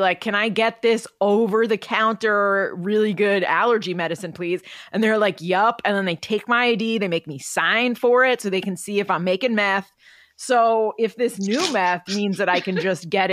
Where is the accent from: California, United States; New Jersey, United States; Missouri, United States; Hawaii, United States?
New Jersey, United States; I'm from Jersey